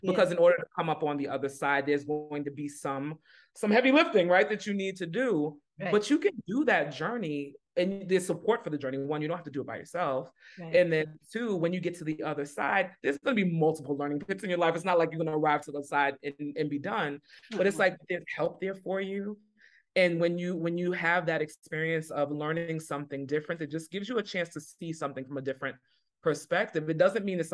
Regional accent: New York City, New York, United States; accent: New York; moved away as an adult; also born or lived in Boston; I grew up in New York City, but I began teaching in a different state than where I grew up

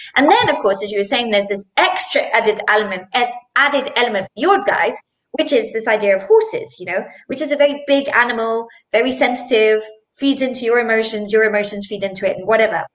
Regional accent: Zimbabwe; now in Switzerland; I am based in Switzerland, um, but I'm originally from Zimbabwe

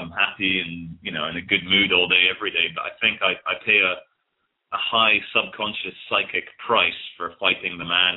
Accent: Scotland, United Kingdom; also born or lived in Brazil; now in England; I'm based in England at the moment, though I am Scottish, Brazilian

